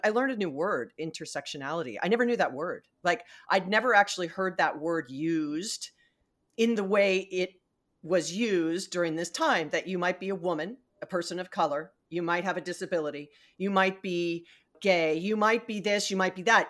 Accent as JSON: {"language": "English", "region": "Hawaii", "country": "United States", "tie": "born or raised there", "said": "I was born and raised in Hawaii."}